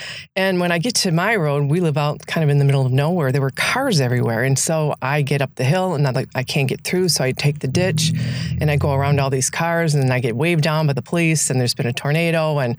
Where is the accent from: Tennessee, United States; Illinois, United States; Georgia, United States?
Illinois, United States; moved away; I grew up in Illinois